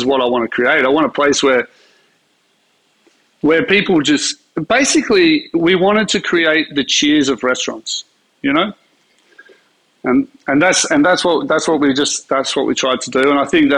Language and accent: English; Sydney, New South Wales, Australia; Well, I'm a Sydney boy. I was born in Sydney.